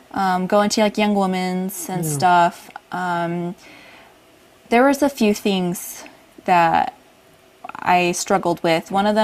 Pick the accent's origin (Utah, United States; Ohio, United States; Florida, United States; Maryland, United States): Utah, United States; also born or lived in California / Washington; No, I was born in California. Okay. And but most of my, pretty much all the childhood I remember, I was in Utah. So yeah. We went from California to Washington. And by the time I was about two, we had settled in Utah and stayed here.